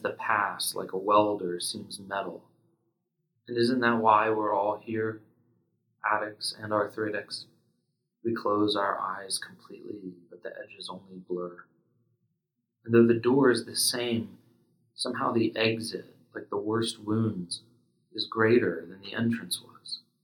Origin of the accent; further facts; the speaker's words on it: Pennsylvania, United States; where I grew up in Pennsylvania